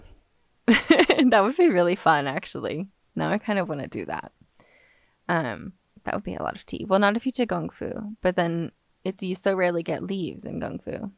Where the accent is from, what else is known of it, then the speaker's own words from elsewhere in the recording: Los Angeles, California, United States; now in Austin, United States; I live pretty much in Austin, Texas, but I grew up in Los Angeles